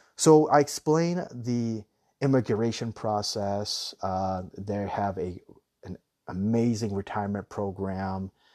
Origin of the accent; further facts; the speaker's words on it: Newport Beach, California, United States; moved away as an adult; also born or lived in Latin America; now in Thailand; I'm from Newport Beach myself